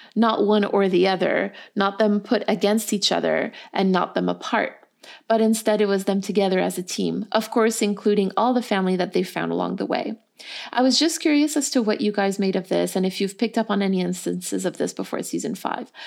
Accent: Canada; We're two Canadian people and a Canadian producer

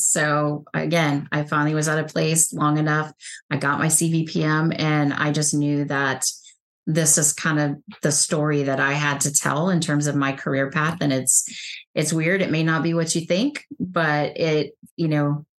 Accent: Texas, United States; I'm from Texas

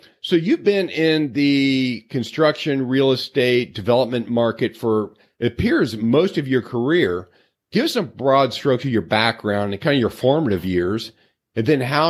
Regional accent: Cincinnati, Ohio, United States; I'm a Cincinnati boy.

